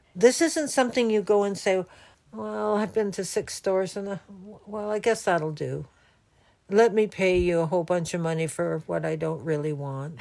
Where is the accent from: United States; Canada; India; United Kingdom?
Canada; I'm from Canada